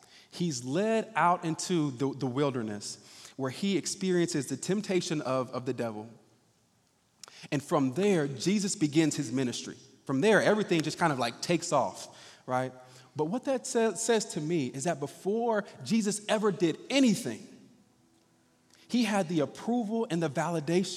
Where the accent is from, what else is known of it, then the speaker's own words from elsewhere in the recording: Indianapolis, Indiana, United States; I was born and raised right here in Indianapolis